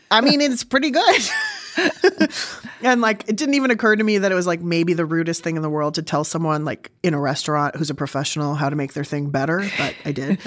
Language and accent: English; San Diego, California, United States; also born or lived in Berkeley; I grew up in San Diego